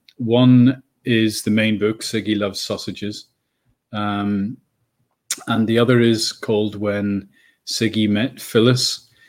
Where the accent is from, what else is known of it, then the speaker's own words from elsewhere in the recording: Northern Ireland, United Kingdom; born there; now in Bristol, United Kingdom; but you can probably tell I'm not English. I'm Irish. I was born in Northern Ireland, so I've been in England about 30 years.